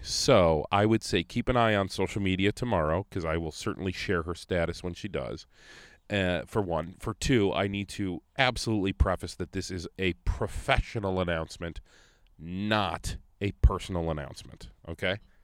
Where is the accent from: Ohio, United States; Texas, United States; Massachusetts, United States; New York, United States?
Ohio, United States; Conneaut; now in Rochester, United States; I grew up in Conneaut, Ohio, small town